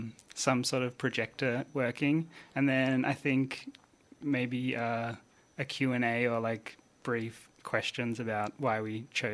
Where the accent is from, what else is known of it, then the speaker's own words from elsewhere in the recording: Phillip Island, Victoria, Australia; now in Melbourne, Australia; when I moved to Melbourne from Phillip Island, I was like finding out about all the great Melbourne music